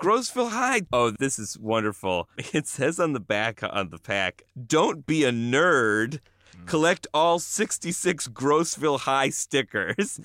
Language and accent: English; Buffalo, New York, United States; I grew up in Buffalo, New York